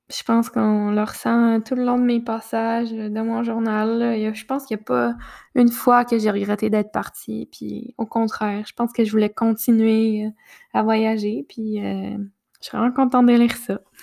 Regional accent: Quebec, Canada; chez moi au Québec

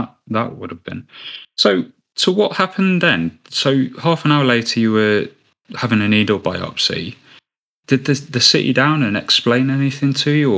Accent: United Kingdom; as British people

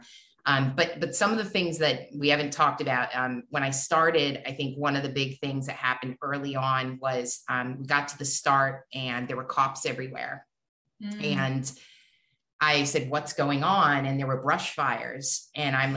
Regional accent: New Hampshire, United States; I grew up in New Hampshire.

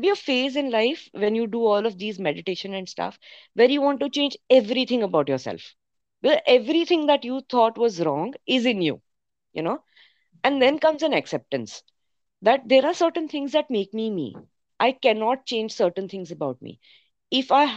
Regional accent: Mumbai, Maharashtra, India; I grew up in Bombay

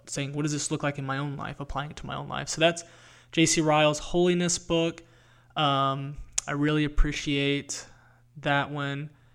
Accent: North Carolina, United States; I grew up in North Carolina

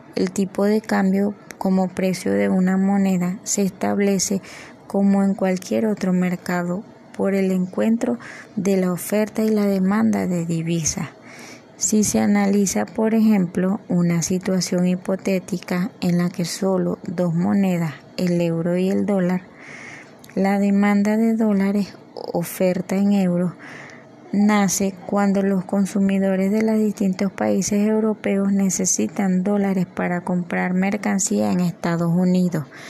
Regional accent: Venezuela

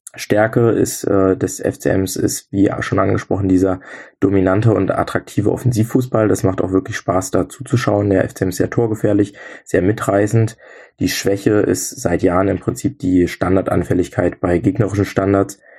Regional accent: near Magdeburg, Saxony-Anhalt, Germany; Ich komme gebürtig aus der Nähe von Magdeburg

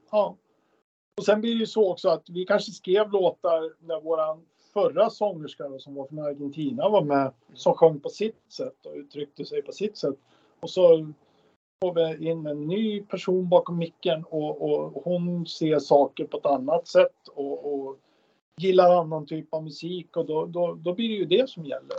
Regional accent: Gävle, Gävleborg County, Sweden; lilla Gävle där vi kommer ifrån.

